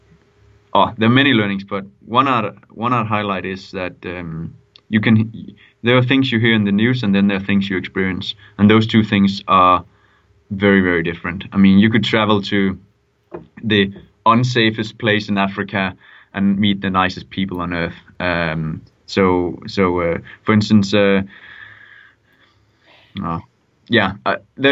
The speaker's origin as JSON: {"language": "English", "country": "Denmark", "moved": "yes", "said": "I come from Denmark."}